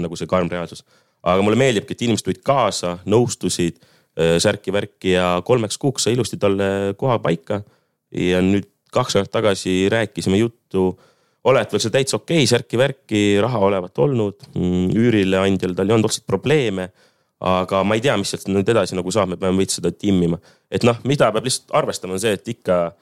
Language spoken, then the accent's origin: Estonian; Ahja, Põlva County, Estonia; seal, kus ma üles kasvasin, eh, Ahjal siis maakohas